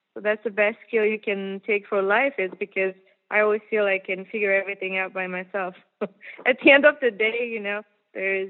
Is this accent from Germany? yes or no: yes; Germany; moved away; I'm from Germany originally